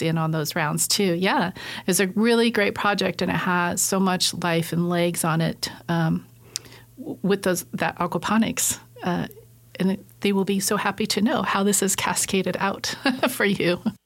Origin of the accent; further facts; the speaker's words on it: Southern Idaho, United States; Coming from a farming community growing up, I grew up in Southern Idaho